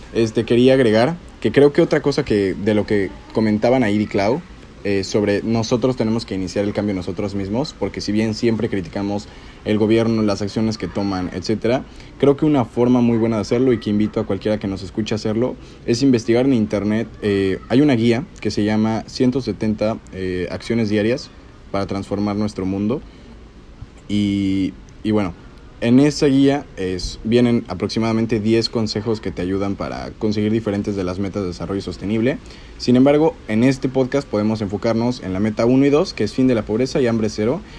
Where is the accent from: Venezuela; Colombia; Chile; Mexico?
Mexico; State of Mexico; yo soy del Estado de México